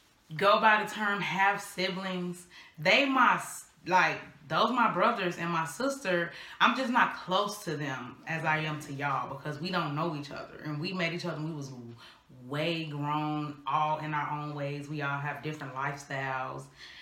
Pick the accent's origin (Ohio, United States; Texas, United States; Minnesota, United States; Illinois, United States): Illinois, United States; now in North Carolina, United States; And when I moved to North Carolina, so I'm new in North Carolina, bored, because I'm from Illinois, don't know what to do.